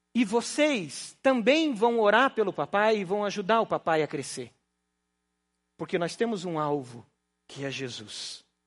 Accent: Paraná, Brazil; accent: pé vermelho; Eu sou pé vermelho, então o pé vermelho tem um pouco de mineireza aí

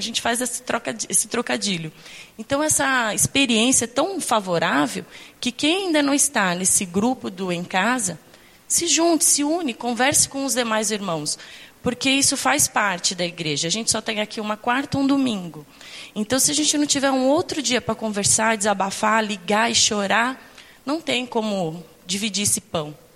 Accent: Santos, São Paulo, Brazil; nós estamos aqui há quatro anos. Nós viemos de Santos

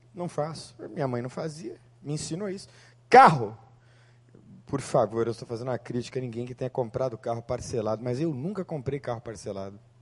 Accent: Santo André, São Paulo, Brazil; na cidade de Santo André, na rua Porto Alegre, número 450

